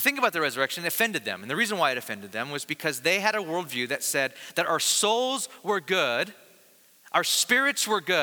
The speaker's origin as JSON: {"language": "English", "town": "Bakersfield", "region": "California", "country": "United States", "said": "I'm from the Valley of California in Bakersfield, and so we had really, really hot summers"}